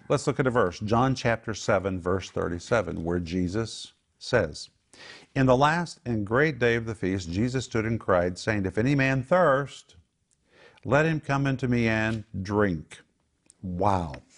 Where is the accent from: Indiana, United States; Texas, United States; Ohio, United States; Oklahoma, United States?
Oklahoma, United States; when we grew up in Oklahoma, we had torrential rain